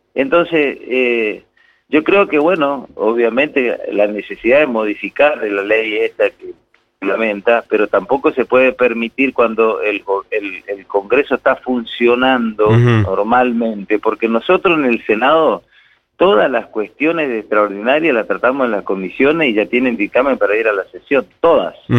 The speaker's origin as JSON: {"language": "Spanish", "town": "Presidencia Roca", "region": "Chaco", "country": "Argentina", "tie": "born or raised there", "said": "Yo soy nacido en Roca, residencia Roca, departamento San Martín. Y mi familia está ahí"}